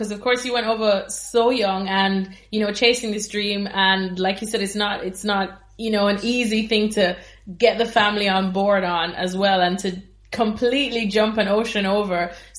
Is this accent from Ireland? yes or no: no; Jamaica; I grew up in Jamaica